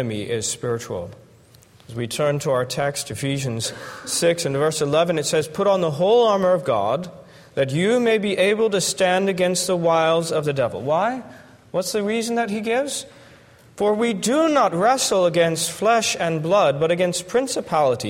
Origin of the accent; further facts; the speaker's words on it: Florida, United States; I'm from Florida